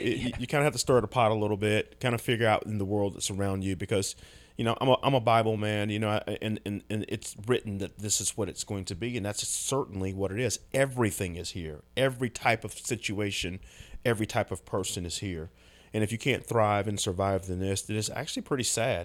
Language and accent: English; United States; as American men